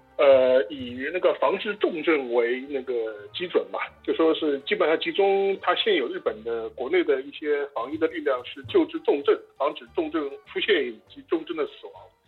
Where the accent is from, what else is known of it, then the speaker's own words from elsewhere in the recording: China; 从我们中国人的角度来说